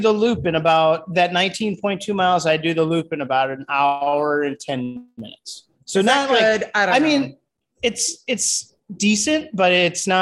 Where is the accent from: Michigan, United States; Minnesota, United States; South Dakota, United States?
South Dakota, United States; Sioux Falls; I'm from Sioux Falls